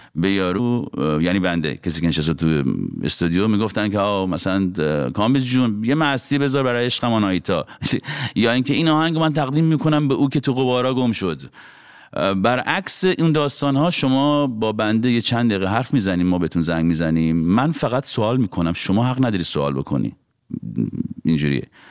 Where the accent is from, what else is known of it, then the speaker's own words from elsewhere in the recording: Iran; moved away as an adult; now in Los Angeles, United States; از وقتی هم از ایران اومدیم بیرون